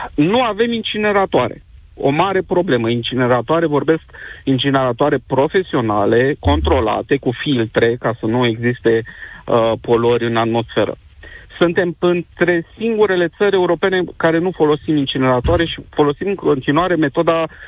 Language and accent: Romanian; Cluj-Napoca, Cluj County, Romania; sunt din Cluj-Napoca